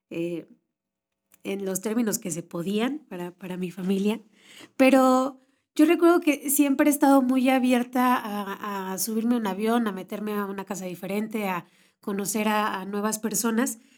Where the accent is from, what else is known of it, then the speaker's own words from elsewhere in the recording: Mexico City, Mexico; born there; Eh, yo soy mexicana, nací en la Ciudad de México, soy la segunda hija de dos, la chiquita